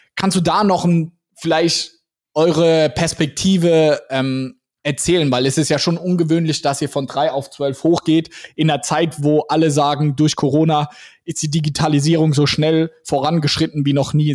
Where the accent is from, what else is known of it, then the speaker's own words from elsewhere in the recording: Mannheim, Baden-Württemberg, Germany; Wir kommen ja aus Mannheim